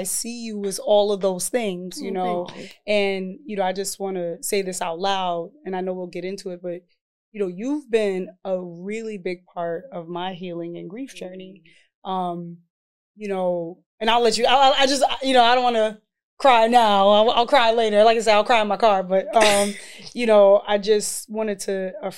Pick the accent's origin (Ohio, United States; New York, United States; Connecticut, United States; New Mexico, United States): New York, United States; New York City; I come from East Harlem, New York.